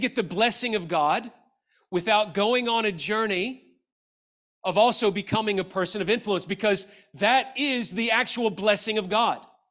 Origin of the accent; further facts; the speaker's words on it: Memphis, Tennessee, United States; I grew up in Memphis, Tennessee, and I went to the University of Memphis